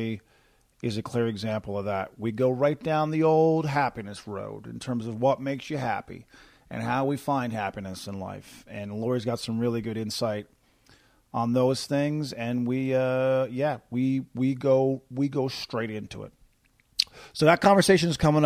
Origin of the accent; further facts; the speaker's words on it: Corner Brook, Newfoundland and Labrador, Canada; from my hometown of Corner Brook, Newfoundland